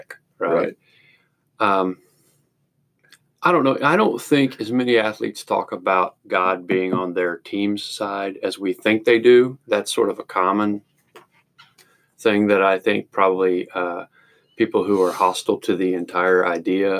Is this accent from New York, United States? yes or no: no; Arkansas, United States; I grew up in Arkansas